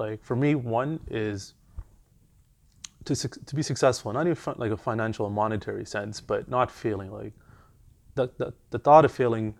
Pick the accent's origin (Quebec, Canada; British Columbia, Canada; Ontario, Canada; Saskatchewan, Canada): Ontario, Canada; Toronto; moved away as an adult; also born or lived in Montreal; now in London; So I grew up in Weston, and then before I moved to Montreal, I lived in Jane and Finch.